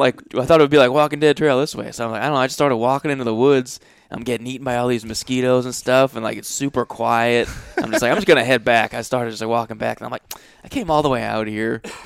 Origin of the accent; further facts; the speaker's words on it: Massachusetts, United States; also born or lived in Rhode Island; born in, I was born in Rhode Island, grew up in Massachusetts